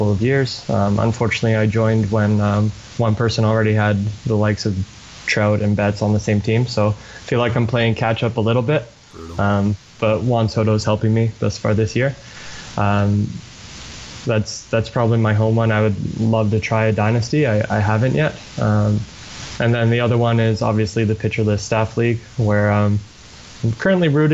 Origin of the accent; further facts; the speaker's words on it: just outside of Toronto in the GTA, Ontario, Canada; I grew up just outside of Toronto in the GTA